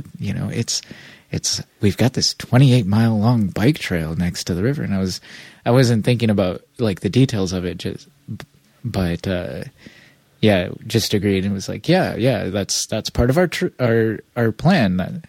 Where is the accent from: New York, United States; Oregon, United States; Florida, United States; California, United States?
Oregon, United States; Portland; We're from Portland.